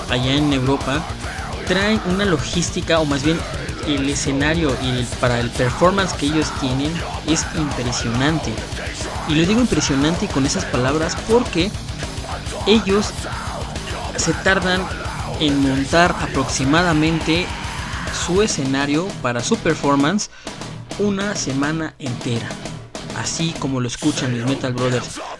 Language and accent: Spanish; Mexico; lo que somos los mexicanos.